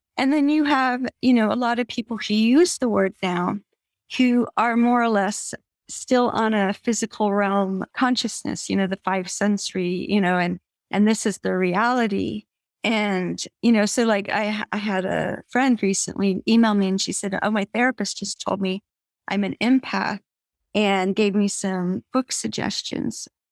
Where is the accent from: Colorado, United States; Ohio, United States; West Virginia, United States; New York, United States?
Colorado, United States; Evergreen; I grew up in Evergreen, Colorado, eh, which is a small mountain town west of Denver